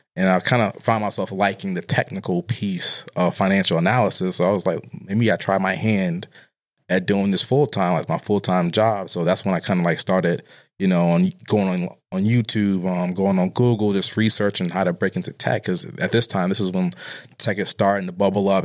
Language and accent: English; Boston, Massachusetts, United States; I'm from Boston, but I'm particularly, uh, from a neighborhood called Roxbury